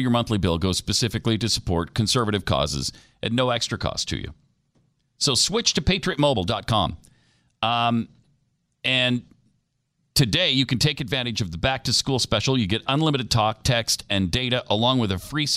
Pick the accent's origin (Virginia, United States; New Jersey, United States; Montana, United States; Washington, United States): Montana, United States; moved away; he comes from my home state